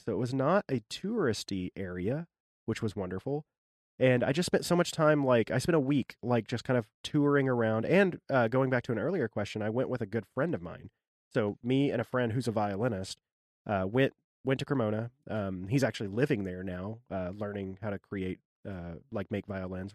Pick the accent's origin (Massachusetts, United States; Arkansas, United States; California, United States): Arkansas, United States; now in Maryland, United States; I grew up in Arkansas, my wife did too